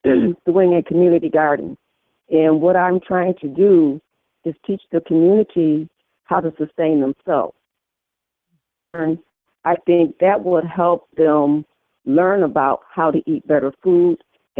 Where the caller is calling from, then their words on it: Rochester, New York, United States; Rochester, New York.